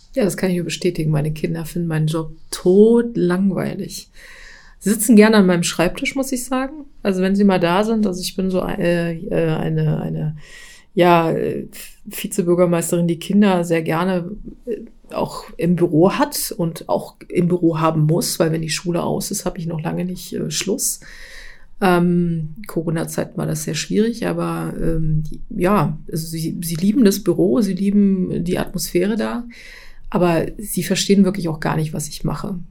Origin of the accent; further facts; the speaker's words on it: Thuringia, Germany; moved away as an adult; now in Dierberg, Germany; ich bin eigentlich äh, aus Thüringen ähm, und ich bin erst vor drei Jahren nach Dierberg gezogen